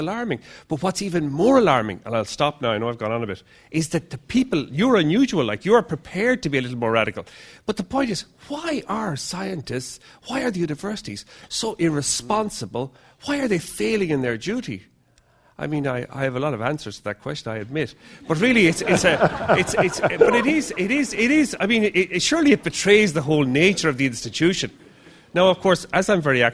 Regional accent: Ireland; now in London, United Kingdom; I'm from Ireland, although I'm based in London now

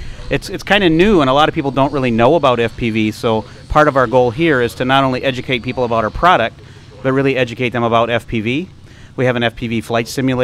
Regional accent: Detroit, Michigan, United States; I am from the big motor city, Detroit, Michigan

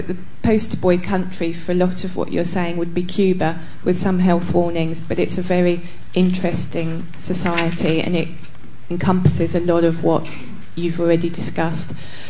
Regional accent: Dagenham, London, United Kingdom; I grew up in Dagenham, which is a very poor area of the UK

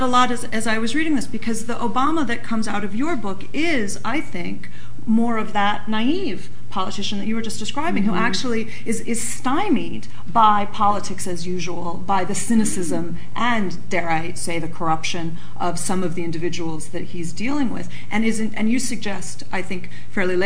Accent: Chicago, Illinois, United States; now in United Kingdom; I come from Chicago.

